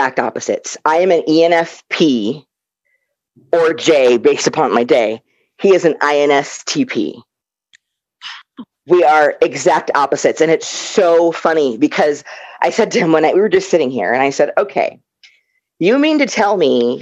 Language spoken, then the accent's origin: English; Omaha, Nebraska, United States; I grew up in Nebraska, a black gamer girl